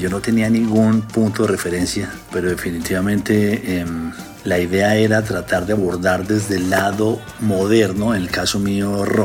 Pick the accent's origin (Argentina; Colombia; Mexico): Colombia; Bogotá; Yo siendo bogotano y habiendo tenido la influencia de mi hermano, eh, escuchando rock, sobre todo rock inglés de los 70